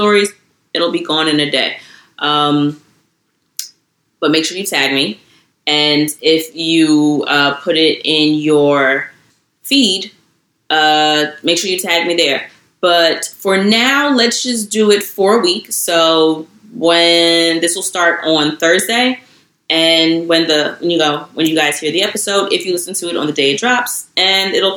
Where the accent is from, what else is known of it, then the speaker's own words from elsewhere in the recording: New York City, New York, United States; I'm from Queens.